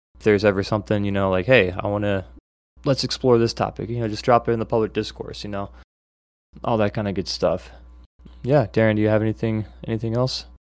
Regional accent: United States

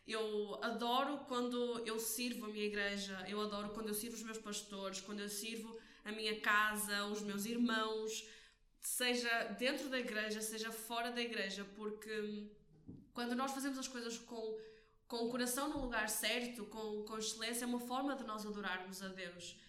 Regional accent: Porto, Norte, Portugal; sou daqui do Porto

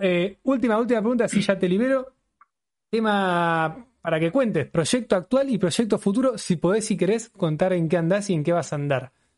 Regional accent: Buenos Aires, Argentina; yo soy de Buenos Aires

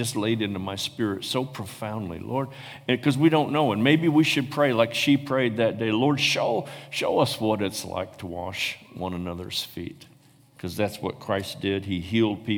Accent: Paw Paw, Michigan, United States; I was born in Paw Paw, Michigan.

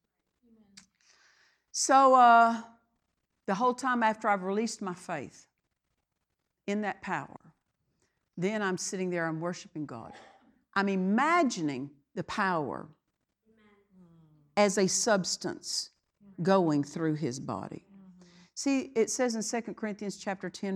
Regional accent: Oklahoma, United States; I was raised in Oklahoma

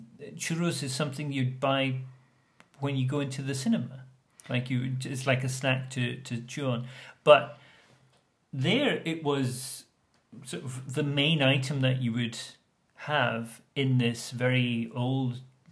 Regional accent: United Kingdom

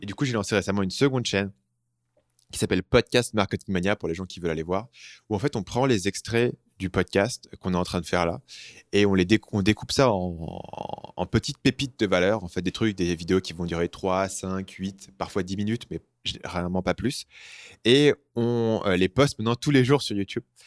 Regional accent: France; moved away; je suis parti très tôt euh, à, l'étranger, donc euh, la langue, je la maîtrise. Par contre, tant euh, t'entends que je suis français

